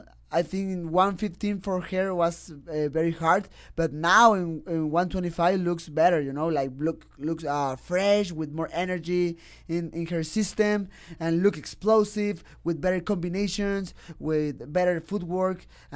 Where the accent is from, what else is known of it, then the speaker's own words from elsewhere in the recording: Mexico; He's strong, but I'm a kid from Mexico, and I have heart, definitely.